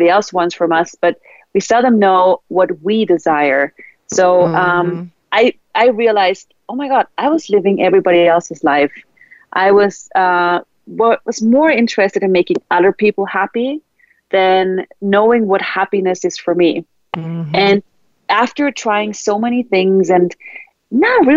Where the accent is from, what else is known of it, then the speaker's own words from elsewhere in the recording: Austria; English is a second language; moved away as an adult; also born or lived in Sweden; I was brought up in Austria